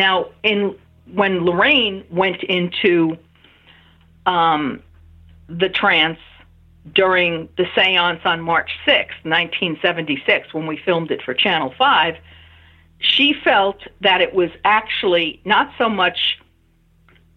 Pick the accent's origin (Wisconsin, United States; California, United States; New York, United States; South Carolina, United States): New York, United States; New York City; now in Massachusetts, United States; My hometown of College Point, Queens